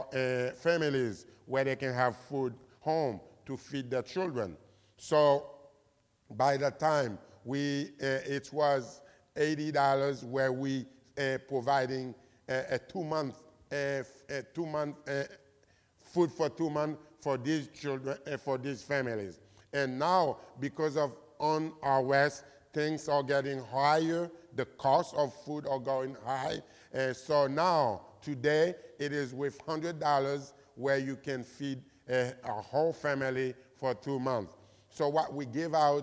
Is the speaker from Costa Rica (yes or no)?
no; Haiti; I grew up in Haiti, raised in Haiti.